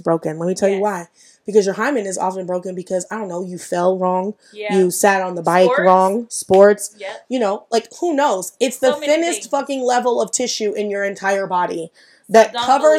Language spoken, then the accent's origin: English; Pataskala, Ohio, United States; I grew up in Pataskala, like corn-fed white